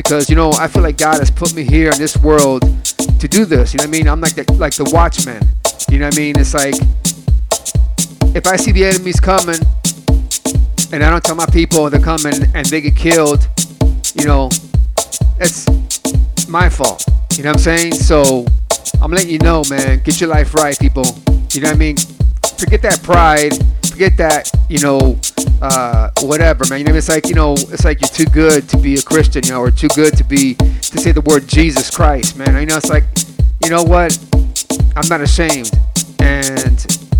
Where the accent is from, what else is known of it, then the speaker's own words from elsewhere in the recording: Cleveland, Ohio, United States; I grew up in Cleveland, Ohio, South Lorraine to be exact